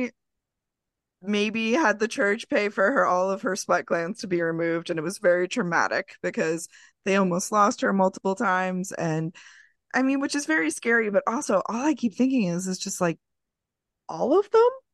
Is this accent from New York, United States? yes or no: yes; Long Island, New York, United States; also born or lived in Queens, New York; I am from Long Island. I am not from New York City proper. Did I live in Queens for almost twenty years? Yeah